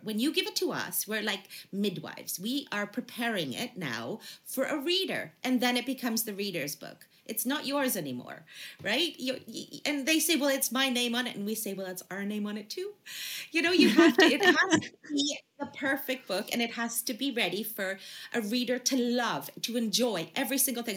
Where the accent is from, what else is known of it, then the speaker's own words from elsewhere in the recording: Canada; now in United Kingdom; I'm from Canada originally